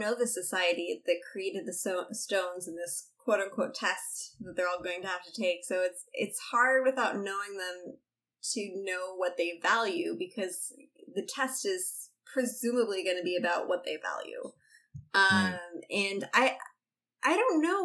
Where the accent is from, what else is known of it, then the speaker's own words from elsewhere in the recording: San Diego, California, United States; I'm from San Diego, and now I live here too